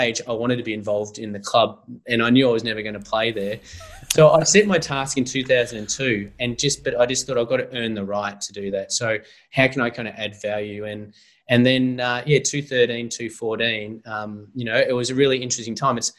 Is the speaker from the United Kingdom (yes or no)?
no; Eltham, Victoria, Australia; growing up in Eltham, I used to go around the backyard kicking the footy